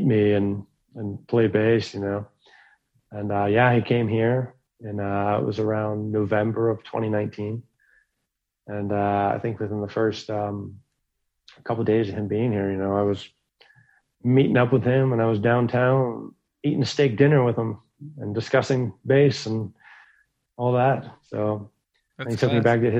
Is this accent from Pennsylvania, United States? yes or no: yes; Pittsburgh, Pennsylvania, United States; my hometown over here, Pittsburgh, Pennsylvania